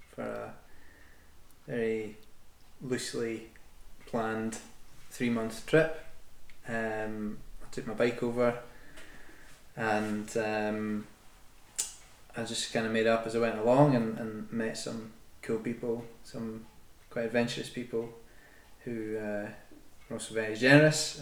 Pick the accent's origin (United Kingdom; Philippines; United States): United Kingdom; Scotland; I'm born and bred in Scotland.